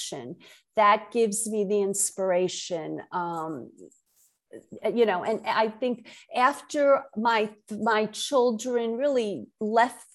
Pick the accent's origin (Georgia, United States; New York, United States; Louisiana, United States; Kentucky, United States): New York, United States; New York City; accent: Brooklyn; also born or lived in Connecticut / Massachusetts; now in Jupiter, United States; born and raised in Brooklyn, New York. I still have my Brooklyn accent.